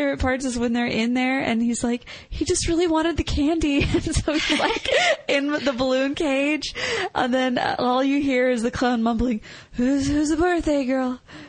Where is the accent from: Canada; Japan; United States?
Canada; I'm from Canada.